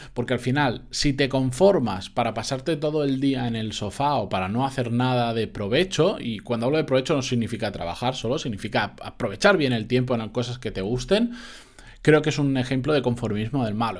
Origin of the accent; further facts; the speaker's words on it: Benidorm, Valencian Community, Spain; en Benidorm de donde soy yo